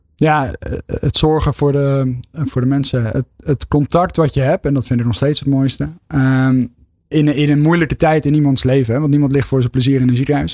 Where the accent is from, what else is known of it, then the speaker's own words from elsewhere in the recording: Westland, South Holland, Netherlands; kom ik wel uit het Westland, dus ondernemen is nooit ver weg.